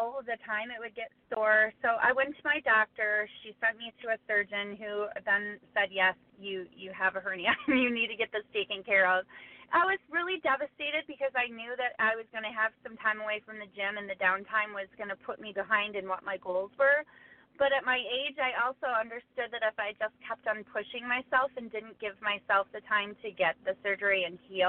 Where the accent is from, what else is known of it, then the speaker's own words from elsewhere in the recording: Traverse City, Michigan, United States; I'm from Traverse City, Michigan, and there's a local gym here